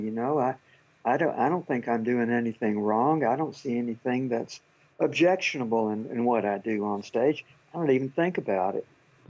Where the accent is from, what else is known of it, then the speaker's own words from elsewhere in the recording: Arkansas, United States; also born or lived in Philadelphia, Pennsylvania; I didn't grow up in Philadelphia. I was born there, but my mother married another sailor and moved to Arkansas, to the backwoods, when I was five. I grew up in the American South.